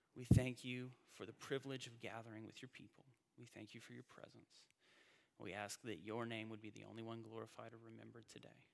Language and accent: English; North Carolina, United States; moved away as an adult; also born or lived in Indiana; I grew up in North Carolina, I went to college in Indiana, and I spent the first 10 years of my adult life in the North